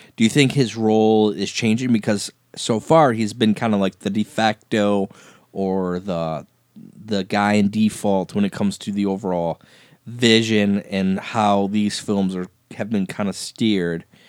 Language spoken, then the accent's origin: English; Flint, Michigan, United States; we're from Michigan, from Flint